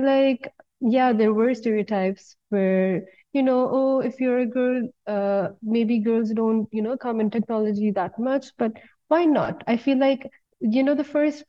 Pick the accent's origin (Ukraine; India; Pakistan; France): Pakistan; moved away as an adult; now in Istanbul, Turkey; back in Pakistan